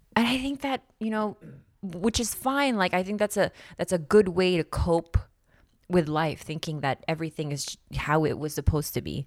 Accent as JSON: {"language": "English", "country": "Philippines", "tie": "born or raised there", "also_born_or_lived": "Nevada", "moved": "yes", "said": "I grew up in the Philippines, and I swam for the Philippine team for a couple of years"}